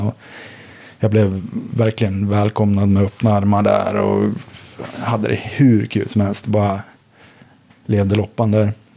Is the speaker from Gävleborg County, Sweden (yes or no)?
yes; Sandviken, Gävleborg County, Sweden; moved away as an adult; now in Stockholm, Sweden; Jag bodde i Sandviken då, där, där jag är född och uppvuxen